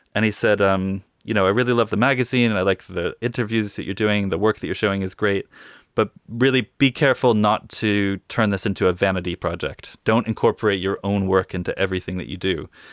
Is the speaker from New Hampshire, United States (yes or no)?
no; Northampton, Massachusetts, United States; moved away as an adult; also born or lived in New York City, United States / England, United Kingdom; now in Bristol, United Kingdom; I grew up in Northampton